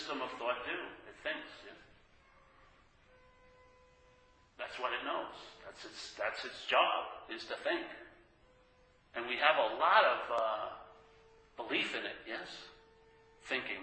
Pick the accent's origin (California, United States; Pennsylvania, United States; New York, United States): New York, United States; I grew up in New York